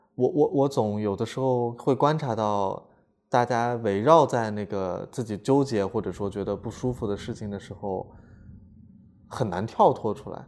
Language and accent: Chinese; Lanzhou, Gansu, China; moved away; 家籍贯是南方人，但嗯是实际上我是在兰州出生长大的嘛哦是在兰州对出生的